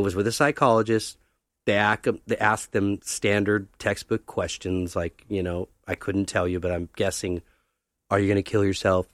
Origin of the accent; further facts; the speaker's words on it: Los Angeles, California, United States; also born or lived in Thousand Oaks, California; born and raised in Venice